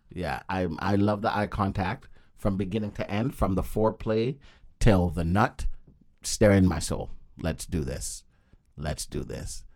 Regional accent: Toronto, Ontario, Canada; I'm from Toronto, my city

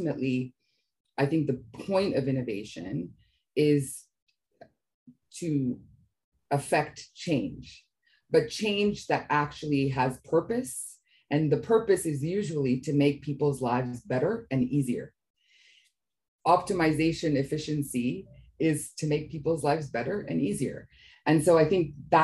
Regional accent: Canada; My parents actually immigrated to Canada, and I was born in Canada, but originally were from East Africa.

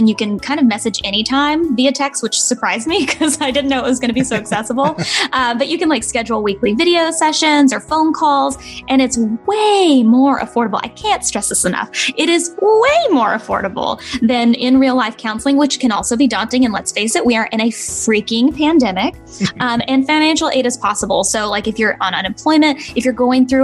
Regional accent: North Georgia, United States; also born or lived in Chattanooga, Tennessee; I come from North Georgia, … territory in Chattanooga, mm-hmm. Tennessee

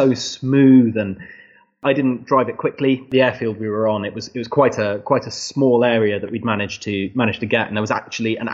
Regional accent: England, United Kingdom; I think I am quite English

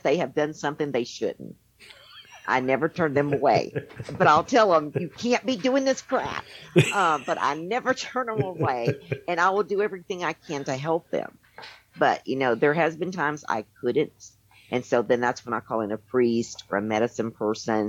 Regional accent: Tennessee, United States; moved away as an adult; also born or lived in Arizona; I was raised in Tennessee in a Christian home

